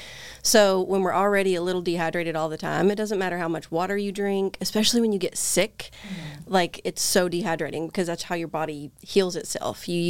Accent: Kentucky, United States; moved away as an adult; now in San Diego, United States; I am from Kentucky and started out in healthcare when I was 18. Then I got a little of experience, and coming from a small town in eastern Kentucky

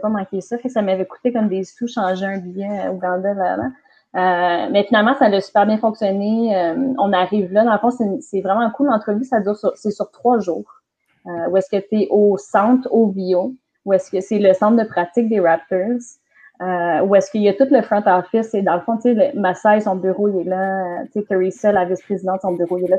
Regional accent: Gatineau, Quebec, Canada; also born or lived in Aylmer / Dubai; j'ai grandi à Gatineau. Je suis jamais partie

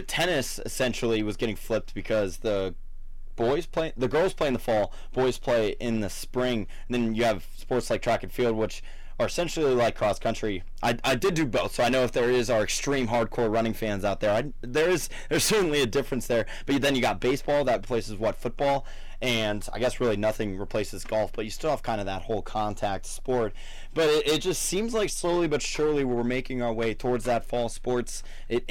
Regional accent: Louisville, Ohio, United States; my hometown

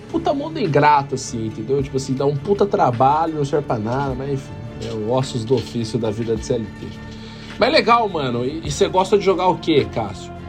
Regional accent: Itapira, São Paulo, Brazil; now in Campinas, Brazil; Isso, eu sou de Itapira.

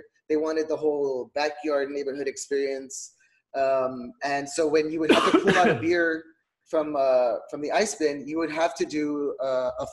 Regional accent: Donna, Texas, United States; I grew up in Donna, Texas, which is what they call the heart of the valley

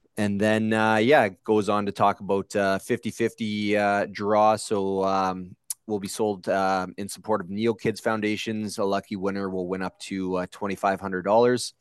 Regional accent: Sudbury, Ontario, Canada; born and raised in Sudbury

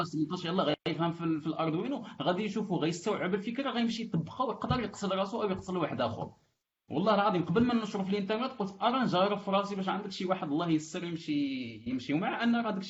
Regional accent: Morocco

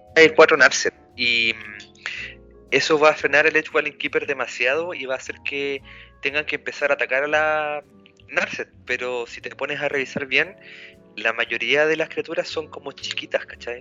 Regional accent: Salamanca, Castile and León, Spain; los que somos de Salamanca, el Team Salamanca

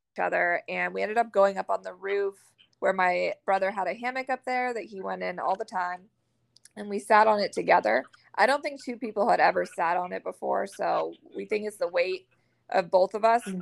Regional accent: Maine, United States; now in Florida, United States; I'm from Maine originally, and I live in Florida now

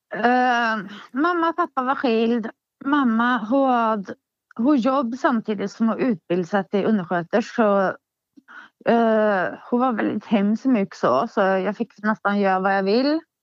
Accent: Hagfors, Värmland, Sweden; Min barndom i Hagfors. Uh, ja, jag föddes ju där

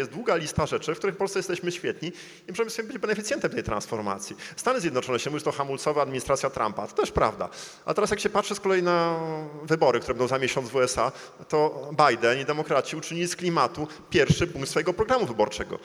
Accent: Gdańsk, Pomeranian Voivodeship, Poland; Jestem gdańszczaninem

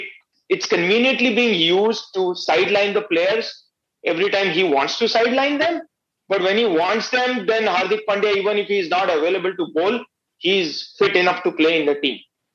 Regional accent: India; English is a second language; as an Indian cricket fan, I would like to rant

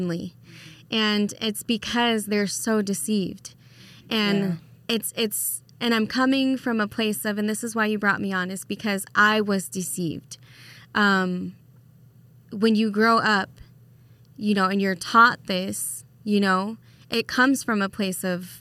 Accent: Las Vegas, Nevada, United States; now in Idaho, United States; I am from Las Vegas originally, and I got brought out here to Idaho

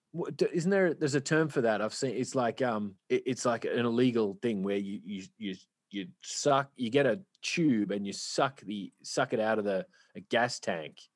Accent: Australia; I'm from Australia

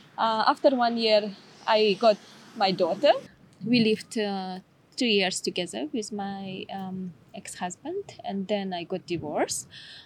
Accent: Issyk-Kul Region, Kyrgyzstan; English is a second language; Like we are from the Issyk-Kul, and sometimes there is a different language in the south side, where is the border with Uzbekistan.

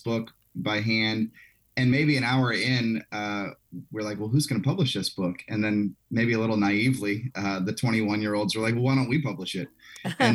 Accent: South Louisiana, United States; I grew up in South Louisiana

